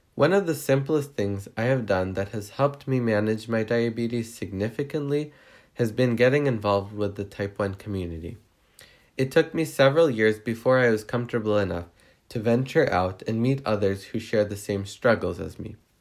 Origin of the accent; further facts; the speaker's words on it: Riverside, California, United States; I'm from Riverside, California